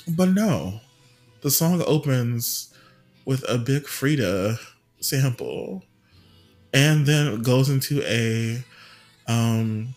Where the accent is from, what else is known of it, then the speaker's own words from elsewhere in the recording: the South, United States; as a Southerner who's not a Yankee